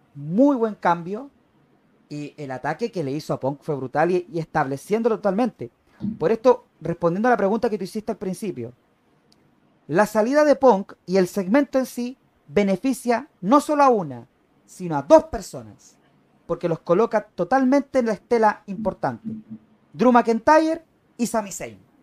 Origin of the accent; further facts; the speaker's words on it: Chile; also born or lived in Arica, Chile; yo que soy de Chile, yo que vivo en la ciudad de Arica, en la, en la parte norte del país